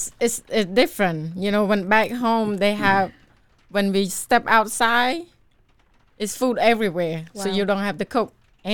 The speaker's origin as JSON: {"language": "English", "country": "Cambodia", "also_born_or_lived": "Seattle", "moved": "yes", "lives_now": "Waco, United States", "said": "Way from Cambodia."}